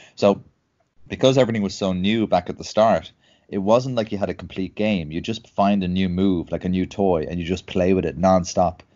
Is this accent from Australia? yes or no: no; Dublin, Leinster, Ireland; I'm uh, born and bred in Dublin.